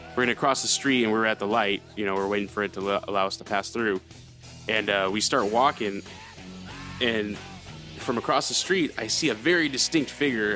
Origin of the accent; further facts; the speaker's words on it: California, United States; oh, California